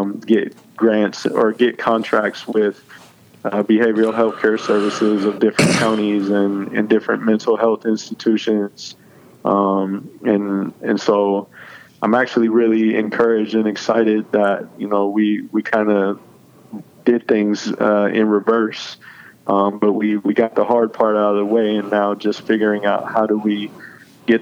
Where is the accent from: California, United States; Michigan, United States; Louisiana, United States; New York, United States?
California, United States; Oakland; I was born and raised in Oakland